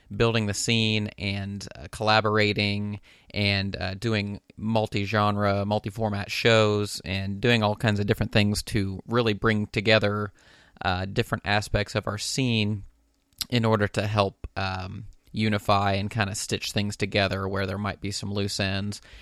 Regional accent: Dayton, Ohio, United States; my hometown of Dayton, Ohio

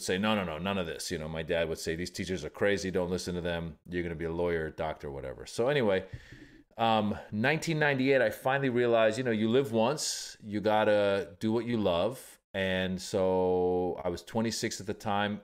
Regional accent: Northern California, United States; also born or lived in Iran; I was born in Iran, grew up in Northern California

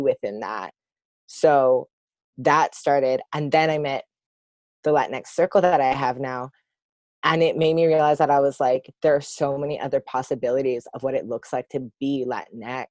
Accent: Sudbury, Ontario, Canada; moved away as an adult; also born or lived in Toronto area; I grew up in Sudbury, Ontario, which is like 5 hours north from here

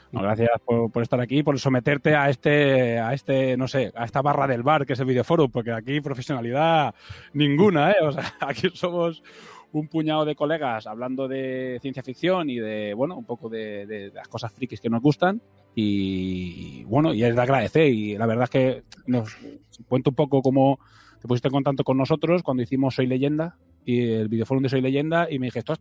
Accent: Balearic Islands, Spain; nosotros somos de Mallorca, no me suena que haya escuela de cine

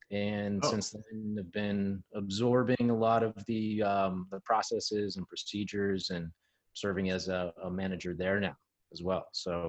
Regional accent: Pittsburgh, Pennsylvania, United States; I grew up in Pittsburgh, been living in Pittsburgh, lived outside of the Pittsburgh area, kind of east of the city.

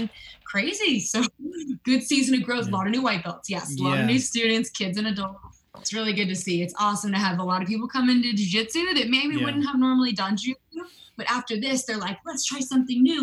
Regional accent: California, United States; I was born in California and raised here

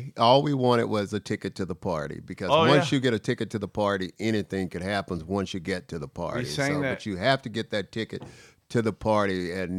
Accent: Mobile, Alabama, United States; I'm from Alabama.

